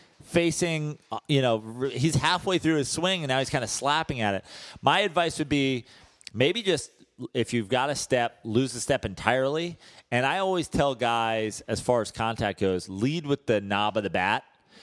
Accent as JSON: {"language": "English", "region": "Oklahoma", "country": "United States", "said": "My issue is always like, I'm from Oklahoma. We don't have any professional sports teams."}